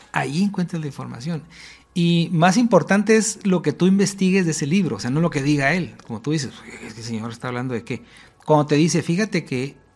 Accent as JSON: {"language": "Spanish", "country": "Spain", "said": "Yo soy española, no tendría por qué estar aquí."}